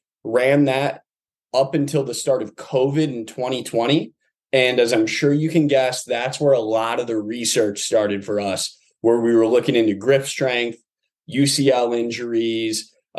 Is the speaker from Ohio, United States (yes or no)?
yes; Toledo, Ohio, United States; moved away; also born or lived in New Orleans, Louisiana (family) / St. Petersburg, Florida